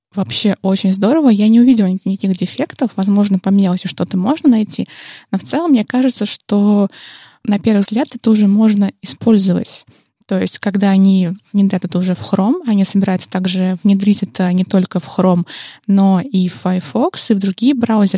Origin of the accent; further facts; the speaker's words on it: Penza, Penza Oblast, Russia; Пенза — это, кстати, мой родной город